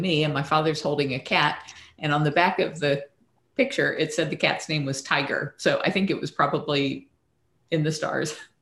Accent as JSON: {"language": "English", "town": "Tampa", "region": "Florida", "country": "United States", "tie": "born or raised there", "also_born_or_lived": "Lackland Air Force Base, Texas", "said": "we came back to Tampa after"}